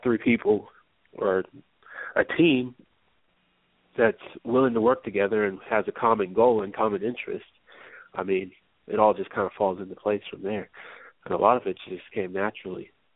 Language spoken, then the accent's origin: English; the Northwest, Pacific Northwest, United States; moved away as an adult; now in Atlanta, United States; I'm from the Northwest